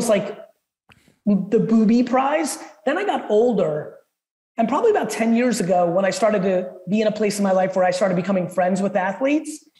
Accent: Edison, New Jersey, United States; English is a second language; also born or lived in Soviet Union; I moved to Edison, New Jersey

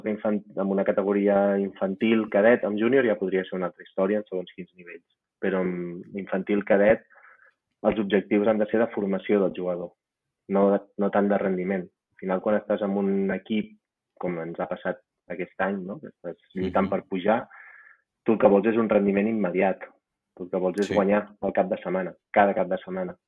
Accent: Reus, Catalonia, Spain; moved away as an adult; also born or lived in France; now in Andorra; jo soc de Reus

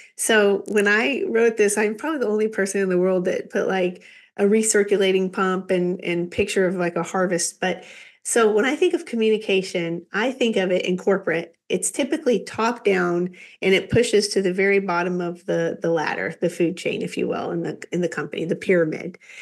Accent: Kansas, United States; Kansas girl

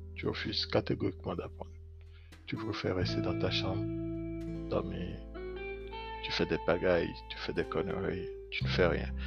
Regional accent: Benin; je suis béninois

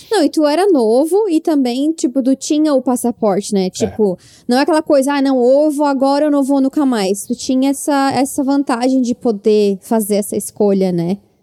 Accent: South Region, Brazil; Como uma pessoa do Sul

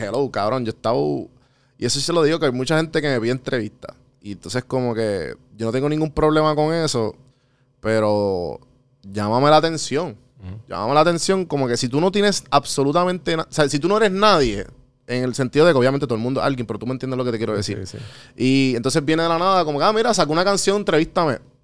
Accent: Puerto Rico

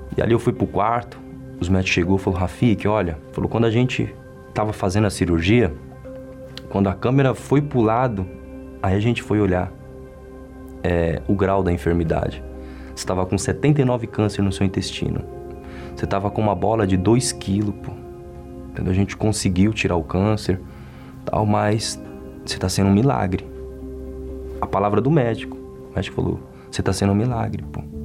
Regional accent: São Paulo, Brazil; nasci na Zona Leste, Itaquera, o bairro onde eu moro

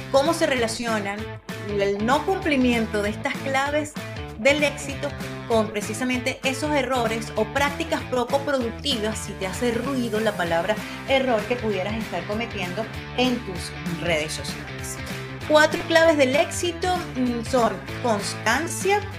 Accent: Venezuela; moved away as an adult; Hace aproximadamente 27 años comencé en la radio en mi país de origen, en Venezuela, y el género de la radio en la que yo estaba comenzando y con el que me quedé siempre fue el rock and roll.

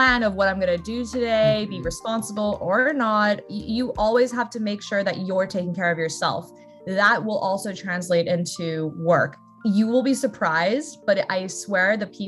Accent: Australia; moved away as an adult; also born or lived in Brazil; now in United States; I was very fortunate to have grown up in Australia

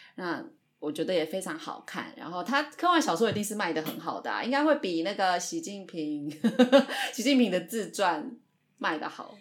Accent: Taiwan; 我们本身台湾人对中国比较敏感

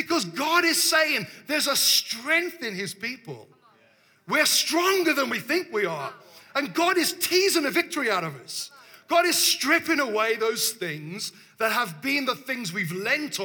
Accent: Devon, South West England, United Kingdom; we've traveled from the south, you know? We're from Devon

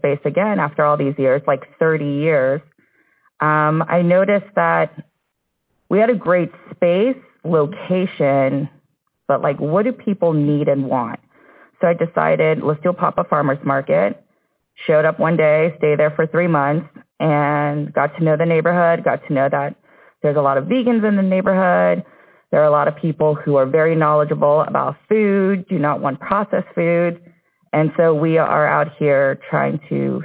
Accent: D.C. area, Maryland, United States; moved away as an adult; I grew up in Maryland, in D.C. area

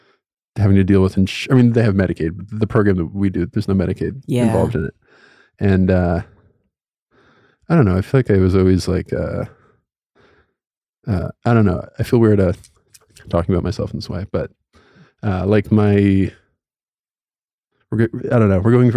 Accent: Mamaroneck, New York, United States; No, I'm from Mamaroneck, New York.

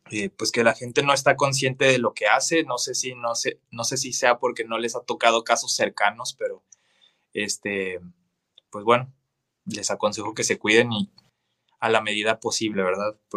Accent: Ciudad Juárez, Chihuahua, Mexico; also born or lived in Acapulco / Mexico City; Soy de Acapulco Guerrero, nací en Acapulco Guerrero. Okay, este, Y sí, mi familia, eh, por el trabajo de mi papá, se, se, se estuvo moviendo. Entonces, este, estuvimos un tiempo en, la Ciudad de México y después aquí en Ciudad Juárez.

